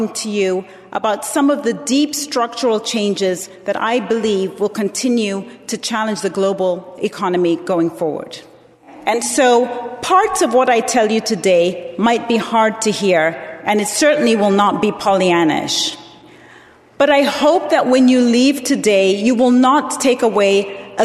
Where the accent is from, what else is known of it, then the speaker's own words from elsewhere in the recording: Zambia; moved away; I was born in Zambia, and I was raised as a Presbyterian